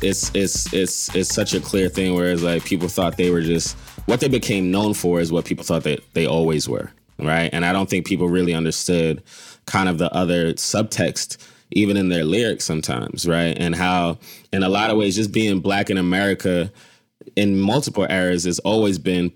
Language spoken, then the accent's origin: English; Philadelphia, Pennsylvania, United States; I grew up in Philly